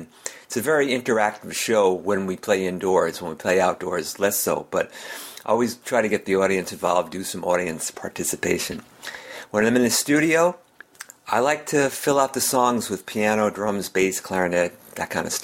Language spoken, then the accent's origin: English; Melrose, Massachusetts, United States; I'm a singer-songwriter from Melrose, Massachusetts, which is about 10 miles north of Boston.